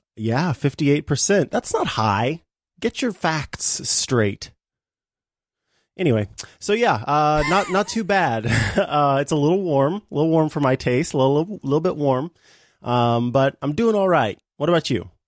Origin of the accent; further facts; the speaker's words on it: Missouri, United States; I am from the Show Me State